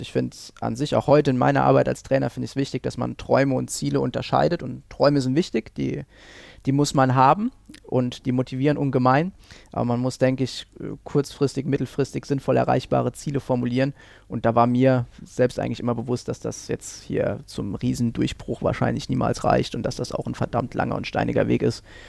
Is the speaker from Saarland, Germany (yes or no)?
yes; Saarland, Germany; moved away; ich komme ursprünglich aus dem Saarland, dort habe ich dann auch angefangen